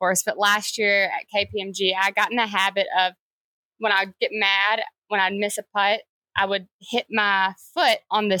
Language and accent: English; Kentucky, United States; moved away; also born or lived in Alabama; We grew up in Kentucky, went to Alabama.